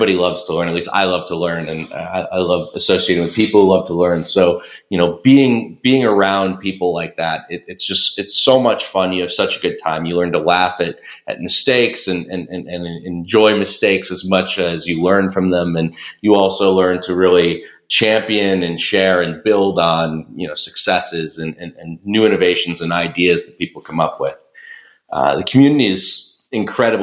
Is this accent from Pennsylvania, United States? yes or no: yes; Philadelphia, Pennsylvania, United States; I'm from Philadelphia, Pennsylvania.